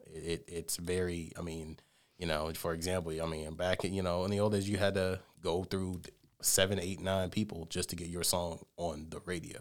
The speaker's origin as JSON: {"language": "English", "town": "Columbus", "region": "Georgia", "country": "United States", "tie": "born or raised there", "said": "I was born and raised in Columbus, Georgia"}